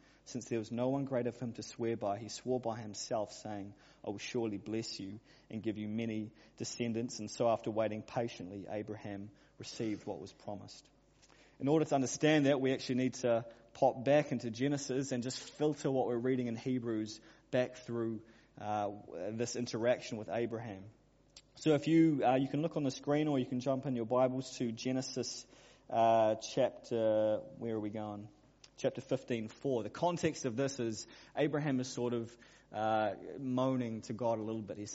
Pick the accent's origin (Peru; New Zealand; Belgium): New Zealand; Auckland; I grew up in Auckland